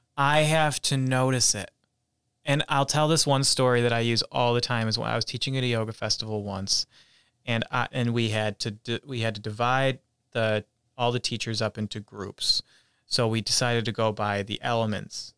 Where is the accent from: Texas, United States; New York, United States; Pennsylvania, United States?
New York, United States; Whitesboro; growing up in Utica, New York, in a town called Whitesboro